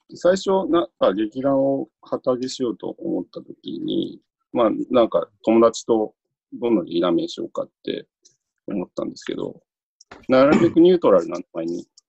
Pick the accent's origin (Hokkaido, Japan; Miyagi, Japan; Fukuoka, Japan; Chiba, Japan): Chiba, Japan; Sakura; 千葉の桜市っていうところで、割と東京に近い郊外に、田舎ってほど田舎ではないんだよ都会でもないみたいな。